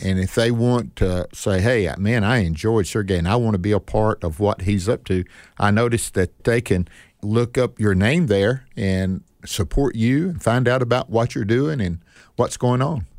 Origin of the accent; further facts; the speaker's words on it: Northeast Mississippi, United States; I was born here in Northeast Mississippi.